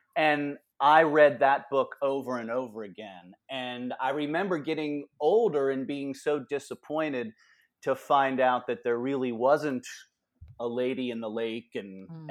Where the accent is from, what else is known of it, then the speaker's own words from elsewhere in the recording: Cincinnati, Ohio, United States; now in Bowling Green, United States; I grew up in Cincinnati, so not terribly far away